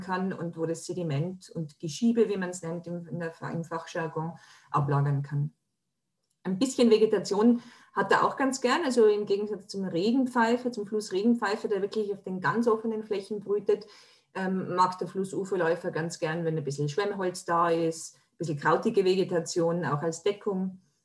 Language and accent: German; Tyrol, Austria; Bei uns in Tirol, wo ich herkomme